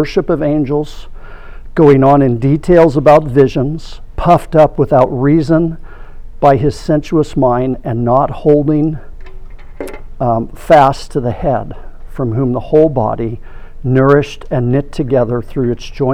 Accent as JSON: {"language": "English", "area": "Orange County", "region": "California", "country": "United States", "tie": "born or raised there", "said": "I grew up in Orange County in the 70s"}